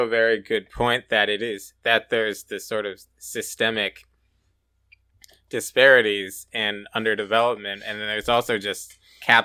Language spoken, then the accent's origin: English; Columbus, Ohio, United States; the neighborhood I grew up in Columbus, Ohio, which has extreme economic and racial disparities